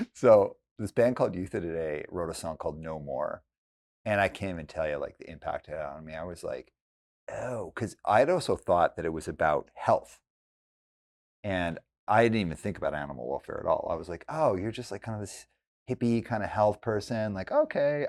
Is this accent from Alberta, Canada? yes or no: yes; Calgary, Alberta, Canada; now in Vancouver, Canada; I grew up in Calgary, Alberta